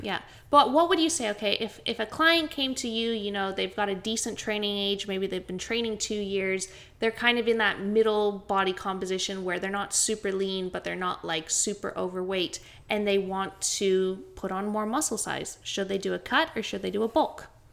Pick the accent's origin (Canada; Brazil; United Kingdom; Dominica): Canada; now in Brisbane, Australia; I'm from Canada, but I'm a poor excuse for a Canadian.